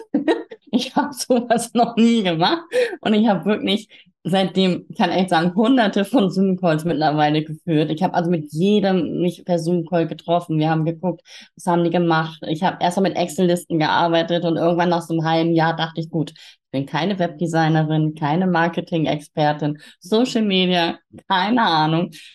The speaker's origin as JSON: {"language": "German", "region": "Hamburg", "country": "Germany", "tie": "born or raised there", "moved": "as an adult", "lives_now": "Quickborn, Germany", "said": "ich bin auch gebürtige Hamburgerin"}